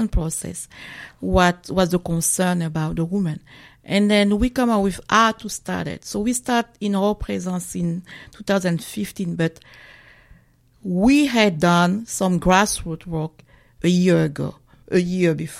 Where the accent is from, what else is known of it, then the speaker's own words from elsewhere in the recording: DR Congo; moved away as an adult; now in Maine, United States; originally from the Congo, DRC Congo. So I have lived in the USA for 23 years and 9 years in Maine.